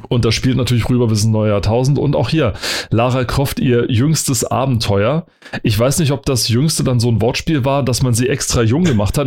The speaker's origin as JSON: {"language": "German", "country": "Germany", "said": "ich als Deutscher"}